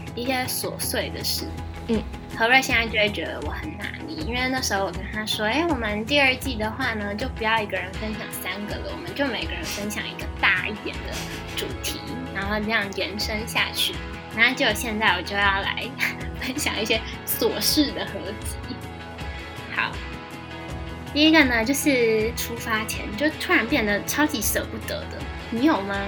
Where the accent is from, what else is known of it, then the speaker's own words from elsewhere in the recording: Taiwan; moved away as an adult; now in Madrid, Spain; 所以我就要耿直地说我是台湾啦， 也不是中国人